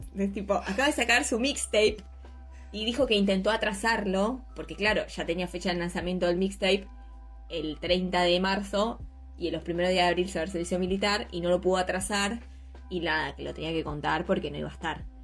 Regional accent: Argentina

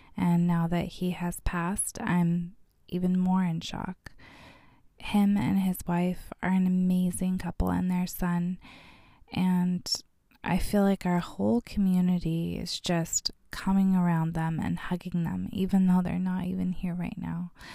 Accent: Bullhead City, Arizona, United States; I was born and raised here in Bullhead City

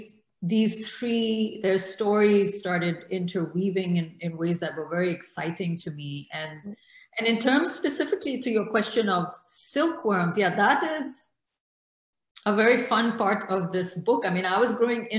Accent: Karachi, Sindh, Pakistan; moved away; also born or lived in Morocco / Lahore; I grew up in Karachi during this period.

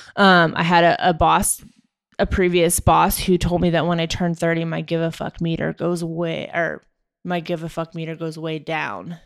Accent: Maryland, United States; moved away as an adult; also born or lived in Jamestown, New York; I grew up in Maryland

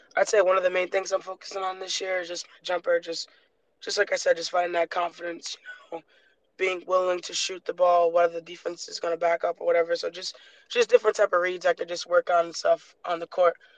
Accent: Rhode Island, United States; born or raised there; moved away as an adult; also born or lived in Michigan

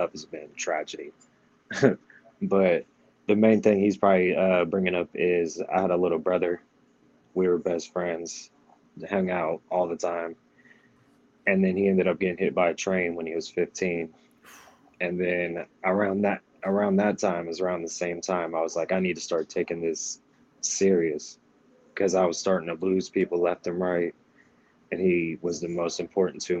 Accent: Danville, Illinois, United States; my hometown, Danville, Illinois. That's where I'm originally from.

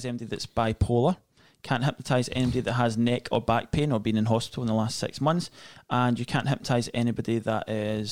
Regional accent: Scotland, United Kingdom; accent: Scottish; I'm Scottish

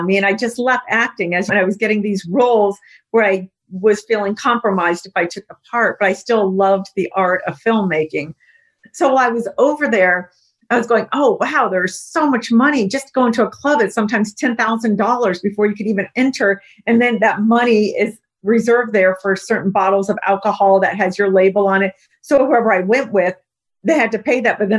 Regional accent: United States; I'm American

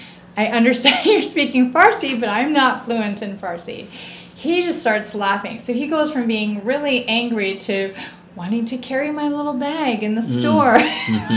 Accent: Canada; also born or lived in England; I grew up in Canada. So I was actually born in England mm-hmm. and raised in Canada.

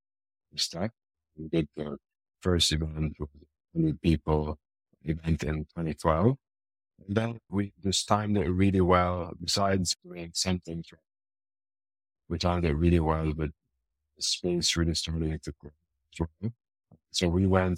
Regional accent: Lebanon; moved away as an adult; now in Dubai, United Arab Emirates; I'm originally Lebanese. I'm from Lebanon.

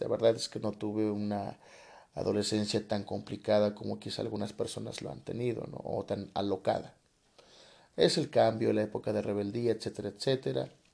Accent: Coatepec, Mexico; also born or lived in Tepotzotlán, State of Mexico; Regreso a mi comunidad, eh, se da un movimiento político interesante, me toca ser el asesor jurídico del comisariado de bienes comunales de mi pueblo que se llama Coatepec

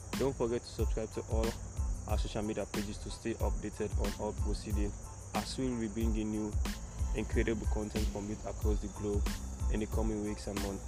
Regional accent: Sierra Leone; I am from Sierra Leone.

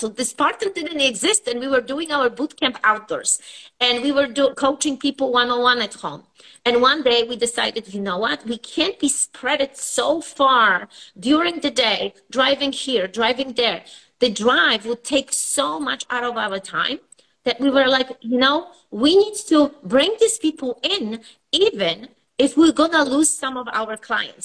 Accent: Poland; moved away as an adult; now in United States; I was born in Poland and I came here over, I would say, 25 years ago

